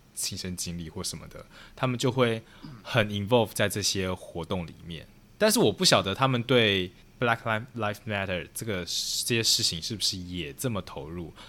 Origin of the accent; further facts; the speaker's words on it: Taiwan; also born or lived in Chicago, United States; now in New York, United States; 我是从台湾来的